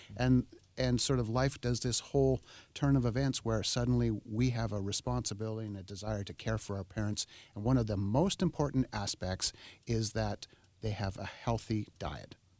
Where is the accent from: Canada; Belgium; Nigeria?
Canada; Oak Bay, British Columbia; I grew up in Oak Bay. I went to school in Oak Bay